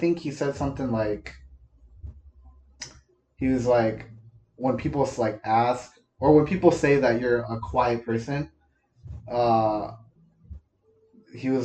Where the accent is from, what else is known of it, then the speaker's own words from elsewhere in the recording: Wisconsin, United States; moved away; I'm from Wisconsin.